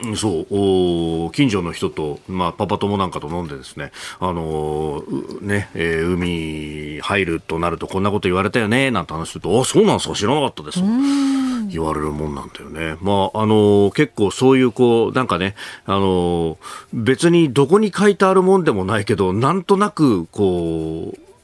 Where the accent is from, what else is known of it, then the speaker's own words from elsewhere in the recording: Yokosuka, Kanagawa, Japan; 私は横須賀の出身